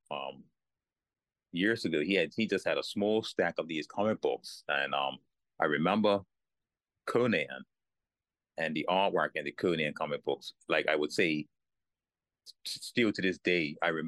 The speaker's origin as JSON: {"language": "English", "country": "Bermuda", "tie": "born or raised there", "said": "born in Berea, yeah, in Bermuda. Been so, there all my life."}